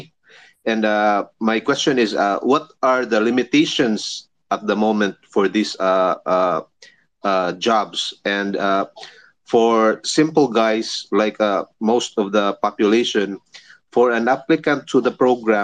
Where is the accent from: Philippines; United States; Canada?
Philippines; I'm from the Philippines